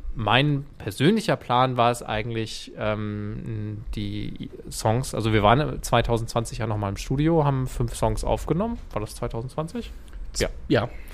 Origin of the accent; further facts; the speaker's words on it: Flensburg, Schleswig-Holstein, Germany; moved away; also born or lived in Hamburg; ich komme ja eigentlich aus Flensburg